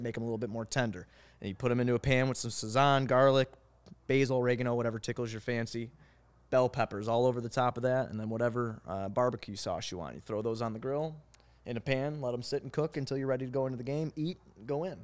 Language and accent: English; Blue Island, Illinois, United States; So I come from Blue Island, Illinois. That's like where I was born